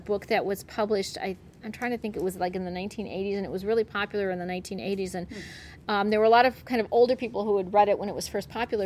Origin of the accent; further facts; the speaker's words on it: Flint, Michigan, United States; I grew up in Flint, Michigan, which is a, you know, GM town